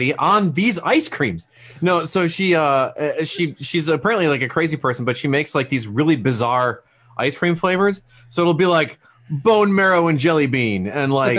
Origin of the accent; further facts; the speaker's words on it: Wisconsin, United States; moved away; I'm from Wisconsin originally